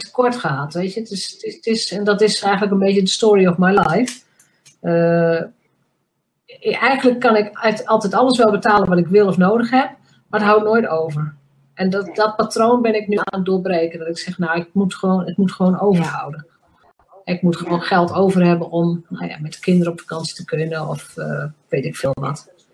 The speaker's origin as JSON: {"language": "Dutch", "region": "Drenthe", "country": "Netherlands", "said": "mij als Drents meisje"}